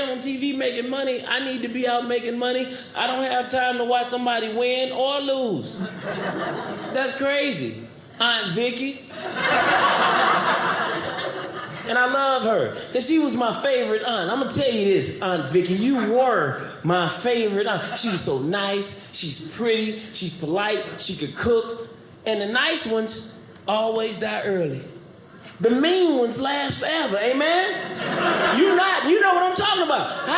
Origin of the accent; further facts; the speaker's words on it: St. Louis, Missouri, United States; moved away as an adult; I'm from St. Louis